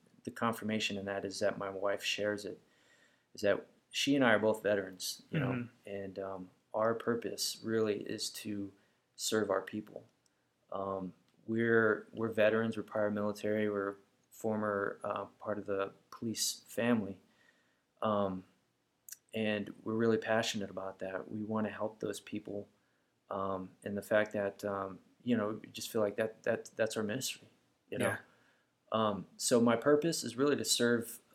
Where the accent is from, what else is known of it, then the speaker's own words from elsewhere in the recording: United States; I'm an American, therefore I am a Christian